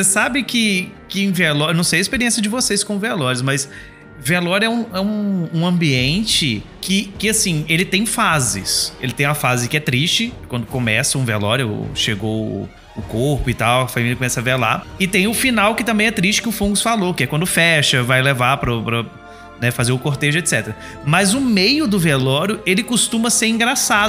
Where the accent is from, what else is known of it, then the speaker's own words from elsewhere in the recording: Palma, Minas Gerais, Brazil; A minha cidade, como disse, eu sou do interior de Minas Gerais, uma cidadezinha chamada Palma, tem 5 mil habitantes só.